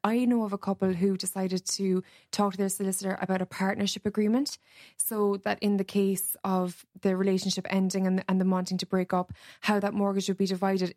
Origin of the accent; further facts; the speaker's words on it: Cork, Munster, Ireland; now in Dublin, Ireland; I'm from Cork originally